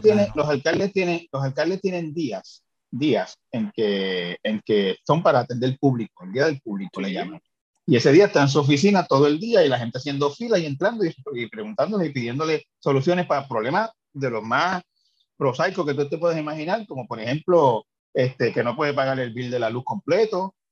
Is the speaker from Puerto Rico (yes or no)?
yes; Santa Isabel, Puerto Rico; Yo soy de Santa Isabel